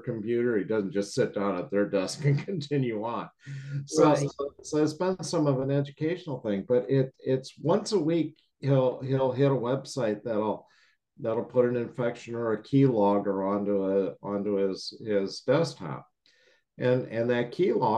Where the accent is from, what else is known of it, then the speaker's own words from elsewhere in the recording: Chicago, Illinois, United States; moved away; I'm from the Midwest